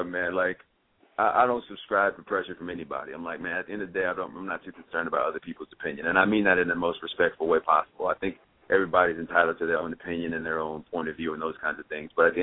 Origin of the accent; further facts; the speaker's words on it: Champaign, Illinois, United States; moved away as an adult; also born or lived in Chicago, Illinois; I'm from Champaign, man. I was born and raised there. Then I lived up in Chicago there for a while